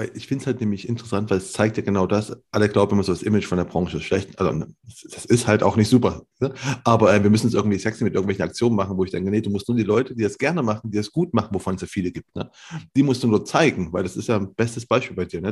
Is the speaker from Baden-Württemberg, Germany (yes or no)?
no; near Leipzig, Saxony, Germany; ich bin aus Leipzig, ne, aus der Nähe von Leipzig